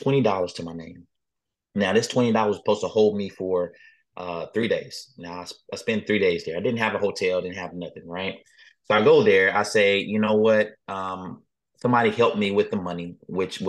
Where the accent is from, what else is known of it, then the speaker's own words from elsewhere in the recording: Texas, United States; I am from Texas